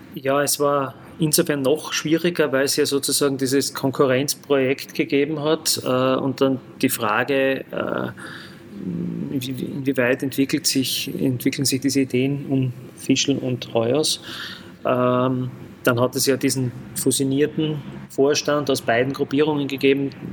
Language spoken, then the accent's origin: German; Graz, Styria, Austria; also born or lived in Lower Austria; gebürtiger Grazer, äh, in der Größestraße circa 300 äh, Meter neben GAK-Stadion aufgewachsen